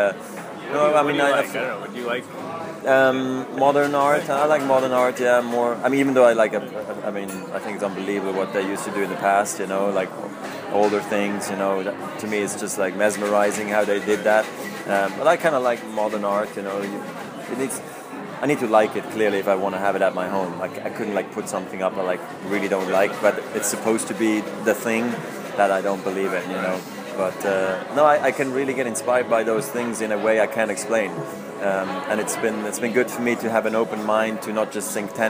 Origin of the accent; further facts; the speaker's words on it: Switzerland; also born or lived in Zurich; it is an amazing place to grow up in. We have all the opportunities in Switzerland